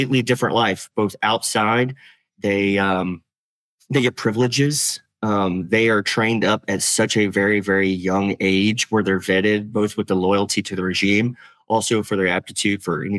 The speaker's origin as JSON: {"language": "English", "region": "Tennessee", "country": "United States", "said": "I'm from Tennessee. I'm a hillbilly."}